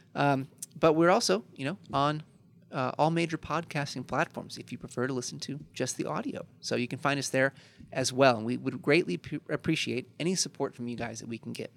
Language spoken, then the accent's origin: English; Chicago, Illinois, United States; I'm from Chicago